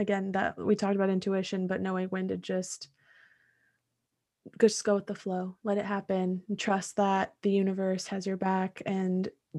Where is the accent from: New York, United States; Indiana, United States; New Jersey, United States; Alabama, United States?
Indiana, United States; moved away as an adult; now in Nashville, United States; I grew up in Indiana, close to Chicago. And I moved to Nashville in 2018